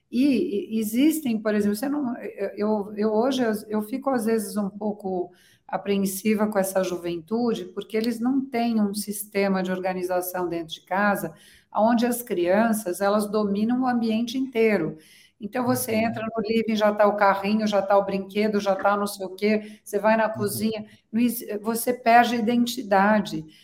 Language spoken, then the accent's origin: Portuguese; São Paulo, Brazil; moved away as an adult; also born or lived in Florence, Italy; estou em São uhum. Paulo, então é a minha cidade de origem